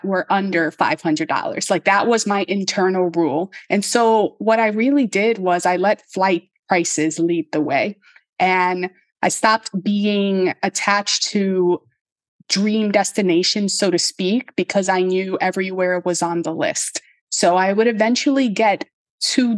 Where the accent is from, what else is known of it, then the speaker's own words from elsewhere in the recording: New York City, New York, United States; I'm from the South Bronx. Like, we don't have nature